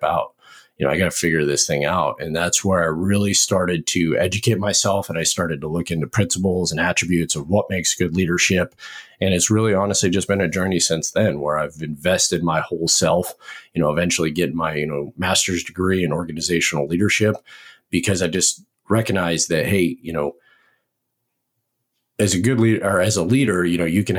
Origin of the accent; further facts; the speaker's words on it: Montana, United States; moved away as an adult; also born or lived in Washington State; now in Fort Benning, Georgia, United States; I grew up in Montana